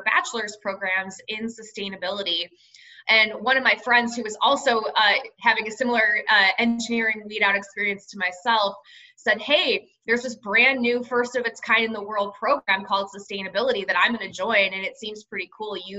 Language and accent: English; Cleveland, Ohio, United States; moved away as an adult; also born or lived in Tempe, Arizona; I'm born and raised in Cleveland, Ohio, Midwestern town.